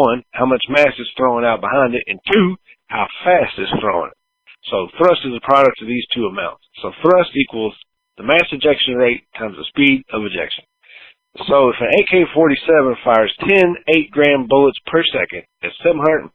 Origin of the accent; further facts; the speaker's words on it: the South, United States; growing up in the South